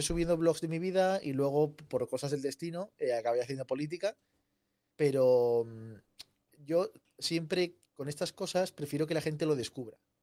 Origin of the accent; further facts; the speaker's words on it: Zaragoza, Aragon, Spain; also born or lived in Seville; Yo soy sevillano, aunque vivo en Zaragoza. Toda mi familia es de Zaragoza, pero por, vida de, mis padres, eh, yo nací en Sevilla y viví seis años en Sevilla